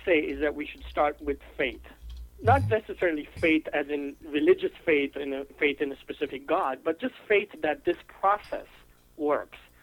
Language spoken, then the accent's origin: English; India; now in United States; I'm from India. Um, I am a U.S. citizen now, but I am originally from India.